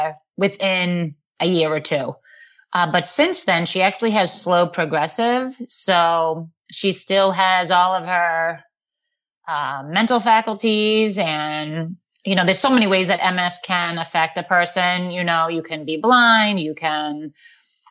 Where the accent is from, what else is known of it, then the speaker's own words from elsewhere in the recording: Boston, Massachusetts, United States; accent: Boston; also born or lived in Tyngsborough, Massachusetts; I'm just from here, but it's awful. I have a bad Boston accent